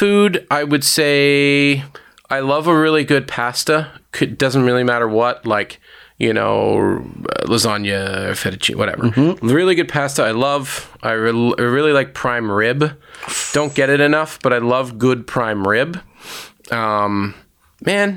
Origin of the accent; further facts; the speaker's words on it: Toronto, Ontario, Canada; I honestly am born and raised in Toronto